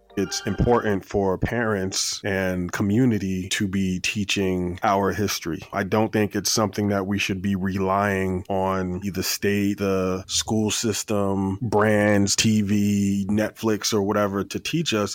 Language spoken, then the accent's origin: English; Plainfield, New Jersey, United States; I grew up in Plainfield, New Jersey